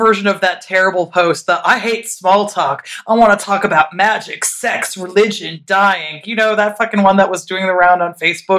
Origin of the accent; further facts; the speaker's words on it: Tacoma, Washington, United States; moved away; my hometown, the fair city of Tacoma